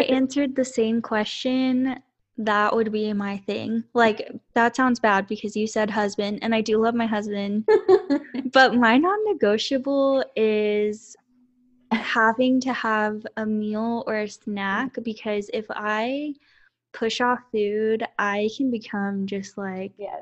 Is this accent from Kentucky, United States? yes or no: no; Lorena, Texas, United States; also born or lived in Austin, Texas; I grew up in Lorena, Texas, which is very small